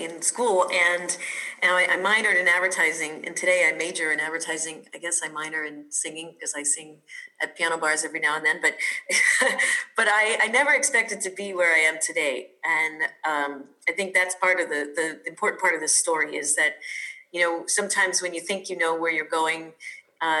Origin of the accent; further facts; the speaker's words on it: New York City, New York, United States; also born or lived in Colorado; I'm from New York, originally born and raised in Brooklyn